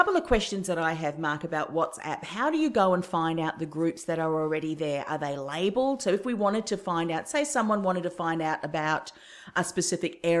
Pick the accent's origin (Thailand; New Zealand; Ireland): New Zealand; moved away; my home country, New Zealand